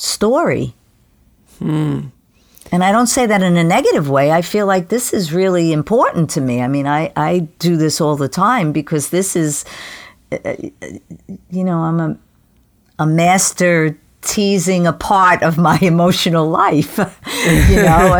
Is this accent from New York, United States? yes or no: yes; New York City, New York, United States; where I grew up and in Queens